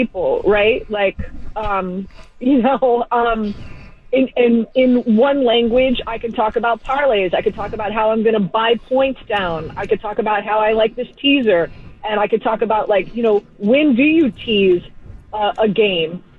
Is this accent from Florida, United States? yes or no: yes; Miami, Florida, United States; moved away as an adult; now in New York, United States; I'm originally from Miami, Florida, born and raised